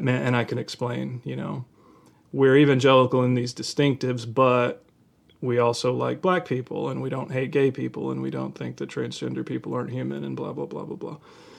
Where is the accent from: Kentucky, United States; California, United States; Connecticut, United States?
Kentucky, United States; I grew up in Kentucky, and as you know, just a couple hour drive from where I grew up, and I have relatives who still are very into that kind of thing.